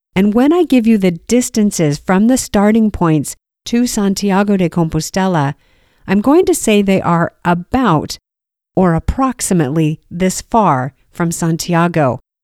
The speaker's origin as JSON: {"language": "English", "country": "United States", "said": "As an American"}